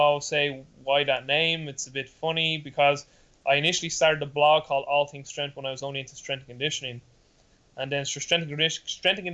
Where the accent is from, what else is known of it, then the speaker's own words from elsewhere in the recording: Dublin, Leinster, Ireland; I'm from Dublin, Ireland, and currently that's where I'm living and where I'm based right now.